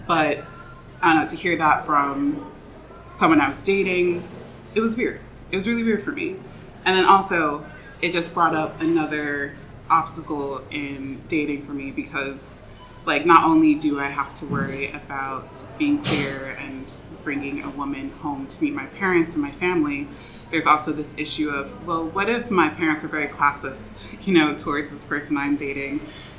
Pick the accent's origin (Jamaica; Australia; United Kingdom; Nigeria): Nigeria; So I was dating someone for a while, and she is African-American, and I'm Nigerian.